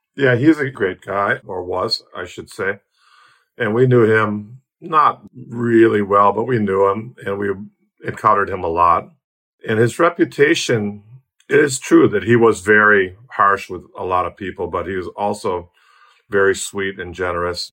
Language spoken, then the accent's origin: English; Milwaukee, Wisconsin, United States; moved away as an adult; now in Tasmania, Australia; I'm Milwaukee born and bred